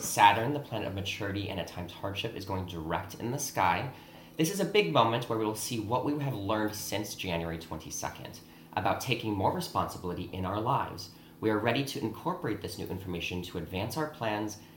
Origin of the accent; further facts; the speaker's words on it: Midwest, United States; also born or lived in Chicago; now in Los Angeles, United States; I'm actually from the Midwest